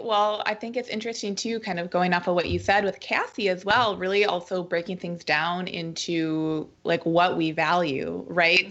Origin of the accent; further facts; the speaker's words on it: Minneapolis, Minnesota, United States; now in Portland, United States; I'm from the Midwest, good old Minnesota, Minneapolis